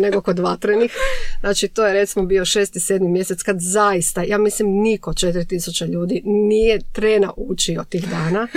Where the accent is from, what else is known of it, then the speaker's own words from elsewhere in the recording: Šibenik, Šibenik-Knin County, Croatia; moved away as an adult; now in Zagreb, Croatia; Tad sam došla iz Šibenika u Zagreb na studij.